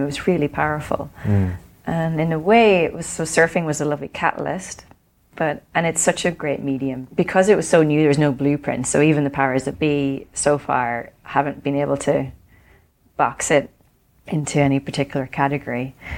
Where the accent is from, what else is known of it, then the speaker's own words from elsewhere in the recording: Ireland; when I grew up in Ireland before surfing was cool